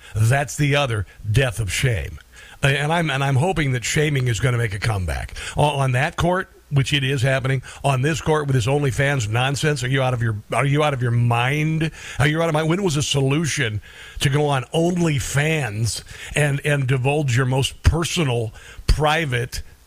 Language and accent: English; Florida, United States; I'm from Florida.